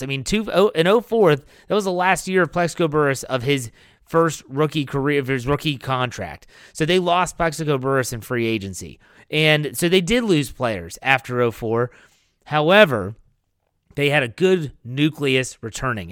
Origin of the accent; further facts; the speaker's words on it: Wheeling, West Virginia, United States; moved away; my hometown of Wheeling, West Virginia